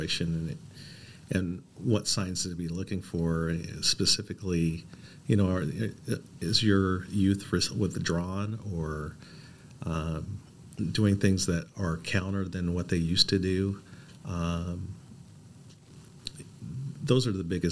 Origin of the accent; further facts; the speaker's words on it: Portland, Oregon, United States; I was born and raised here in Portland.